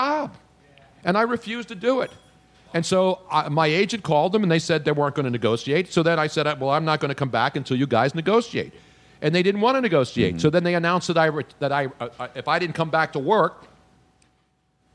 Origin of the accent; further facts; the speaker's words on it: Philadelphia, Pennsylvania, United States; moved away as an adult; also born or lived in Los Angeles; Philly. This is my hometown.